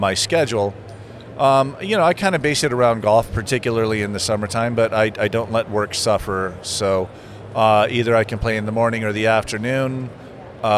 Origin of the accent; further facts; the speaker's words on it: Las Vegas, Nevada, United States; I grew up in Las Vegas